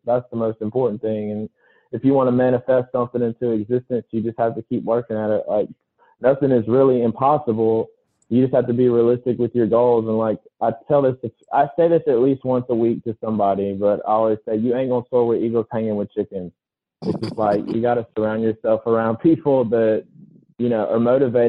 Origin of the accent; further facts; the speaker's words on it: Laurel, Mississippi, United States; also born or lived in Jackson, Mississippi; my hometown in Laurel